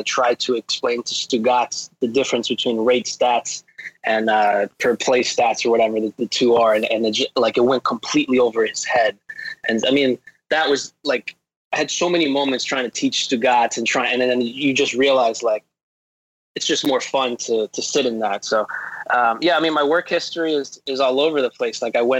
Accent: Miami, Florida, United States; I'm 305 till I die. Like, I was born in Kendall.

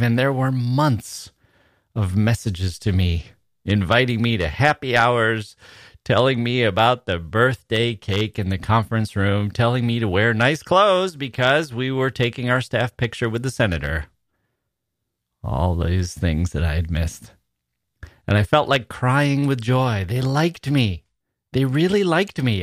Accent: Wisconsin, United States; moved away as an adult; also born or lived in Chicago / Italy / Taiwan; I was from Wisconsin

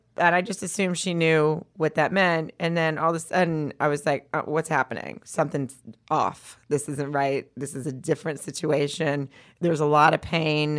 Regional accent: the South, United States; I'm from the South

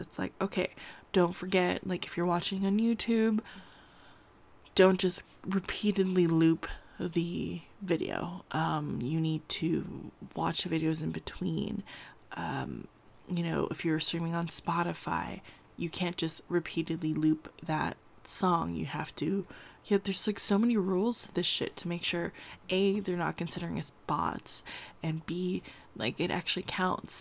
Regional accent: California, United States; I grew up in California

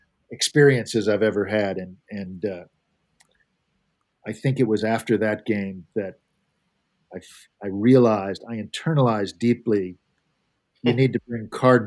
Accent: Midwest, United States; Well, I'm from the Midwest, so I'm not one to talk a lot of smack.

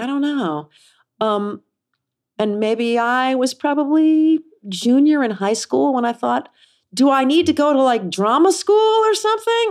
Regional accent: Kansas City, United States; I grew up in Kansas City.

